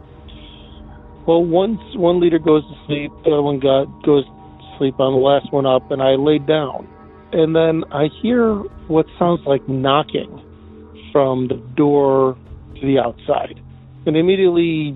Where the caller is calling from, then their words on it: Depew, New York, United States; I'm calling from Depew, New York, just out of Buffalo